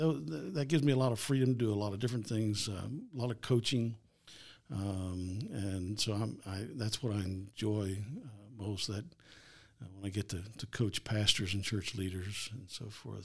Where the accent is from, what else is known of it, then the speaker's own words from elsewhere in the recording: Brookville, Ohio, United States; Well, I grew up here in Ohio. Grew up in the Dayton area, a little town called Brookville, and pastored for 22 years.